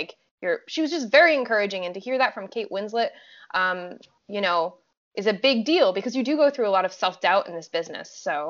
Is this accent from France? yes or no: yes; France; English is a second language; moved away; I mean, I'm from France, so I'm already familiar with having to like make myself sound, I mean, I'm French and American, but my accent when I first moved here was a little bit more choppy than it is now.